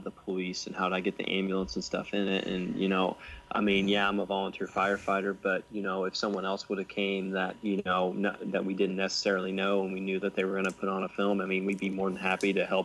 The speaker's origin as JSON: {"language": "English", "town": "Sumner", "region": "Illinois", "country": "United States", "tie": "born or raised there", "said": "this was shot in my hometown of Sumner, Illinois, and I'm a volunteer firefighter there"}